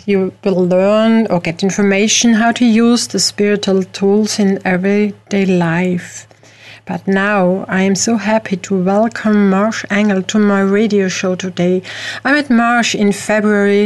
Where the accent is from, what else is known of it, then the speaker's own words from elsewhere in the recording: Austria; I am not from the USA, I am from Europe, from Austria